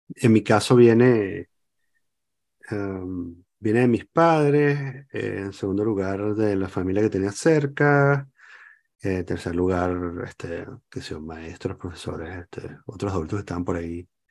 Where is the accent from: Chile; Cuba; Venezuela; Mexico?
Venezuela; moved away; me sigo sintiendo venezolano